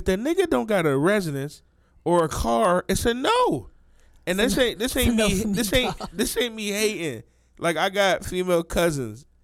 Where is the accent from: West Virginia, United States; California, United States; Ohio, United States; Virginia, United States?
Ohio, United States; Youngstown; We're from Youngstown, Ohio